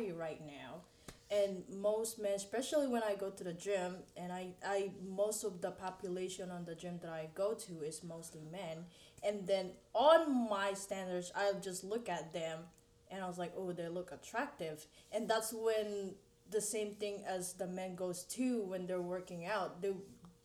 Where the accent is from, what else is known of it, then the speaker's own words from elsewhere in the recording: Philippines; I'm Filipino